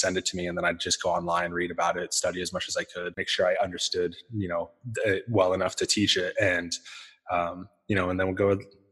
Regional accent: Salt Lake City, Utah, United States; I grew up in Salt Lake City

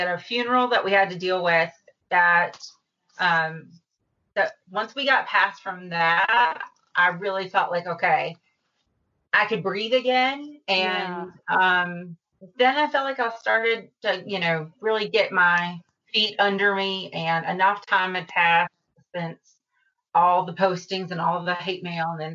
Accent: the South, United States; I'm from the South

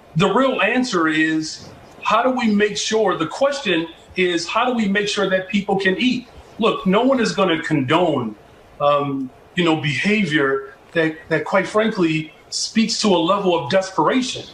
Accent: Chicago, Illinois, United States; I'm from Chicago

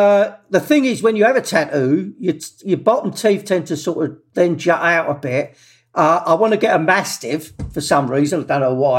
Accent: London, United Kingdom; accent: Cockney; I was born in Bethnal Green

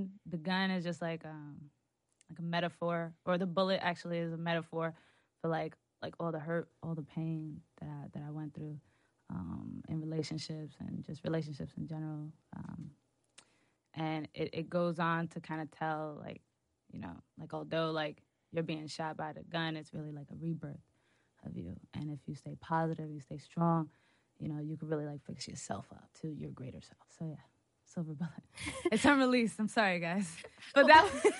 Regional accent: Hoboken, New Jersey, United States; I'm from Hoboken. Yes, it's a small town

